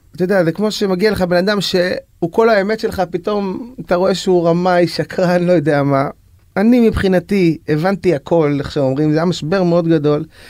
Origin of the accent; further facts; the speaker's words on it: Bnei Brak, Tel Aviv District, Israel; also born or lived in Jerusalem; now in Ramat Gan, Israel; אני נולדתי כחרדי בירושלים למשפחה חרדית, להוריי היקרים. וגדלתי בבני ברק